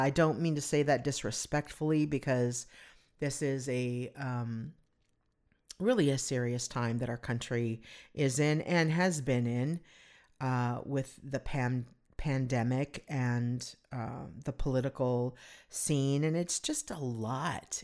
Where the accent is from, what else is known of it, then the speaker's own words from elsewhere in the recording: Southern California, United States; growing up in Southern California